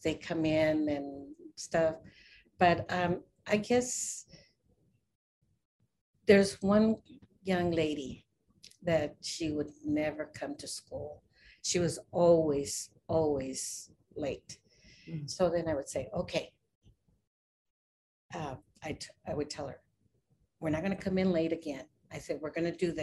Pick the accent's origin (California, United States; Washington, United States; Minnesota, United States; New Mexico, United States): New Mexico, United States; now in Avondale, United States; I'm from New Mexico and I came over here